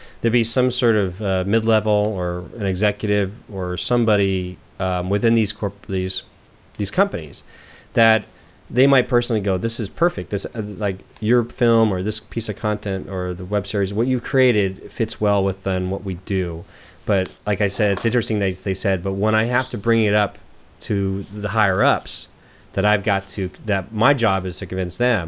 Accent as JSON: {"language": "English", "region": "Southern California", "country": "United States", "moved": "yes", "lives_now": "Portland, United States", "said": "I'm from Southern California"}